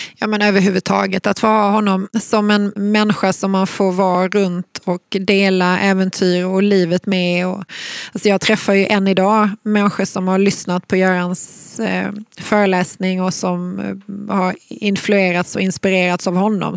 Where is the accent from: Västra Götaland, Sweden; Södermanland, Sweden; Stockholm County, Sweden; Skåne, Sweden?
Skåne, Sweden; Malmö; jag är ju född och uppvuxen i Malmö